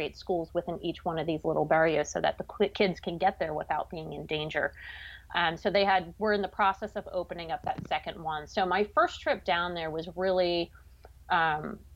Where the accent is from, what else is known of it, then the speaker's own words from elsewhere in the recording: Pennsylvania, United States; I grew up in Pennsylvania.